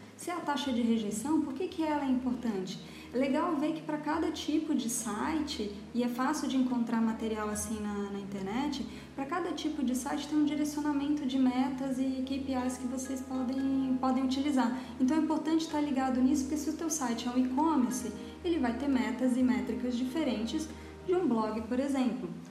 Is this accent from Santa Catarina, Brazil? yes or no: yes; Florianópolis, Santa Catarina, Brazil; also born or lived in São Paulo; eu sou aqui de Florianópolis